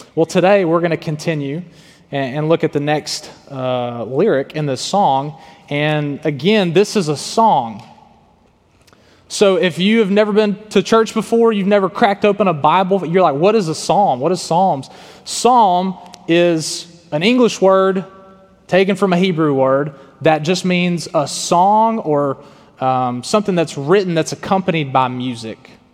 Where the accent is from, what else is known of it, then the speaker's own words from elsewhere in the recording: Tyler, Texas, United States; moved away as an adult; also born or lived in Arkansas; I was born in Tyler, Texas, and faith, family, and football were some of my you know biggest priorities.